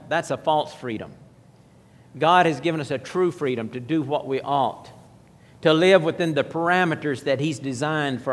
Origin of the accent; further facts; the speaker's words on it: United States; I'm an American.